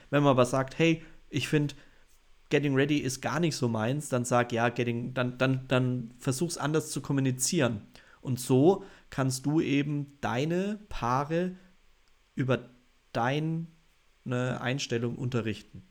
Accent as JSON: {"language": "German", "region": "Bavaria", "country": "Germany", "said": "bei uns in Bayern sind die jünger"}